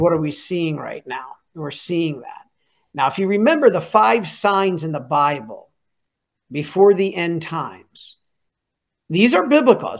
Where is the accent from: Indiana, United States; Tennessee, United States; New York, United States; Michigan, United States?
Michigan, United States; I'm from Michigan.